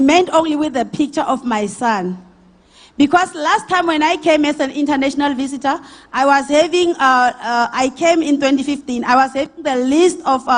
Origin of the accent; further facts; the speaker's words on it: Steelpoort, Limpopo, South Africa; also born or lived in Grootvlei; I'm originally from Grootvlei, but my hometown is in Limpopo, Stilpoort